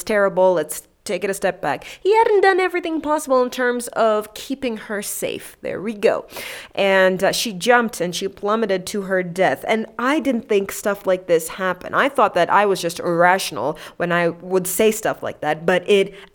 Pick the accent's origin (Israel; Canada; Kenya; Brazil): Kenya; as a Kenyan